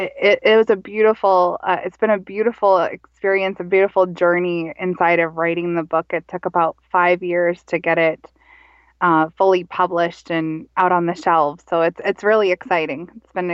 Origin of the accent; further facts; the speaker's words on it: Minnesota, United States; also born or lived in Montana / Colorado / Texas; Well, I am Minnesota born and raised, and I'm from a loving family, and I grew up in Minnesota, though I wasn't fully raised here in Minnesota. And I traveled a lot with my mother and my stepfather in, so I grew up also in Montana and Colorado and Texas.